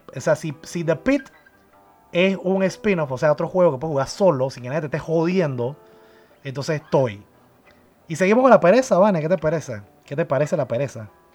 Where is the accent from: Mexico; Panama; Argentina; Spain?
Panama; en mi país, aquí en Panamá